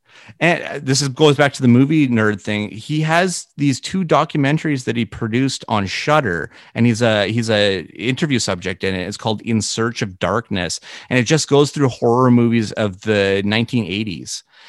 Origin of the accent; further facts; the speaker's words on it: Canada; to be connected with Gord in any shape or form of your life as Canadian is just, it's a big deal.